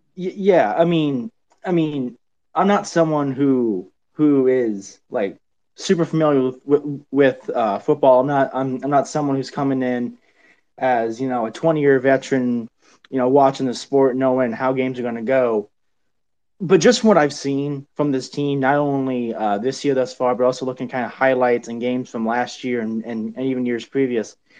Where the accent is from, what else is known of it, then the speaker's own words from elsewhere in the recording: United States; I am from the United States, not not anywhere from Luton